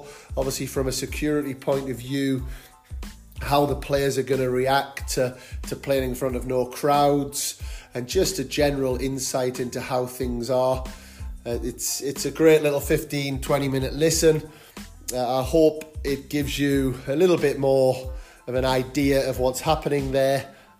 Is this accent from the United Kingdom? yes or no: yes; United Kingdom; it would inspire me to want to be part of that as well.